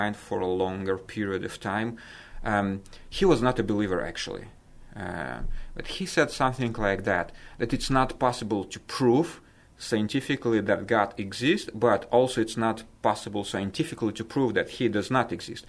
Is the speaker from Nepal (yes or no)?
no; Moldova; I was born in Moldova when Moldova at that time was part of Soviet Union.